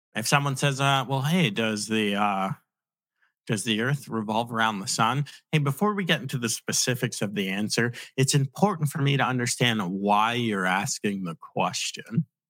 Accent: Virginia Beach, Virginia, United States; I grew up in Virginia Beach

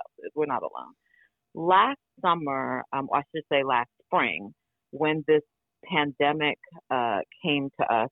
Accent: New York, United States; I grew up impoverished in New York

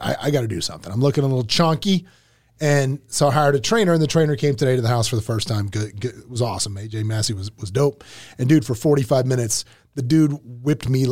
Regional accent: Lake City, Florida, United States; also born or lived in Gainesville; My actual hometown in Lake City.

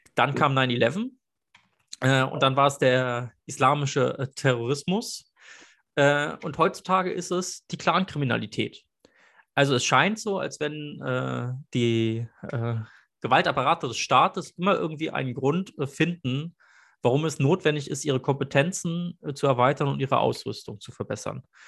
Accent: Berlin, Germany; ich bin Berliner

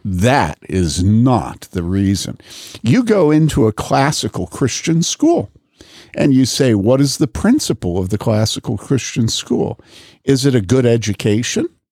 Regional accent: Wheaton, Illinois, United States; moved away; also born or lived in Madison / Boulder; growing up in Wheaton

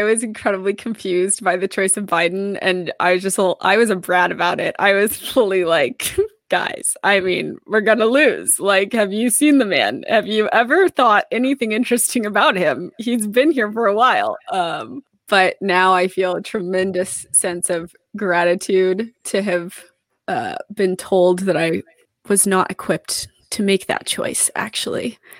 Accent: Texas, United States; I'm a Texan

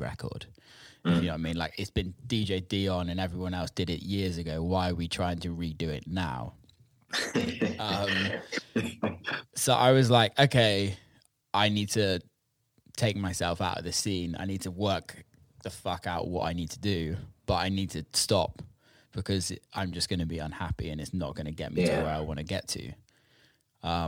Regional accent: England, United Kingdom; I'm British, I'm English

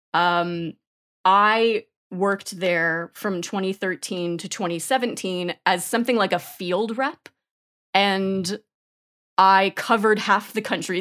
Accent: New York, United States; moved away as an adult; now in Austin, United States; I grew up in New York and lived in New York and then moved to Austin in twenty eighteen

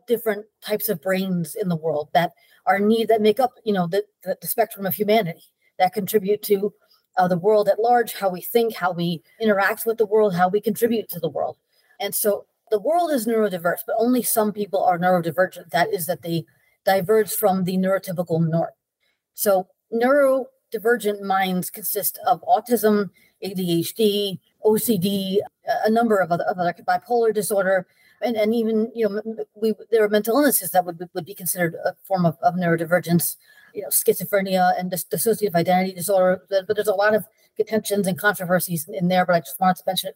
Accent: Port Jefferson, New York, United States; I was born in Port Jefferson, New York, which is a little town on Long Island

